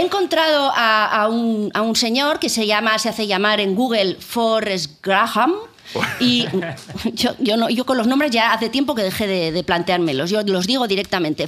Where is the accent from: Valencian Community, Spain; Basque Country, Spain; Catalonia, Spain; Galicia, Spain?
Basque Country, Spain; San Sebastián; yo que soy de Donosti